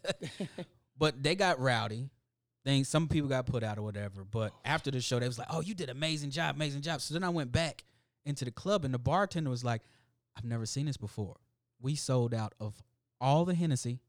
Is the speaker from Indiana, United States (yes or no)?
yes; Indianapolis, Indiana, United States; I come from Irvington, Indianapolis. That used to be the headquarters of the Ku Klux Klan.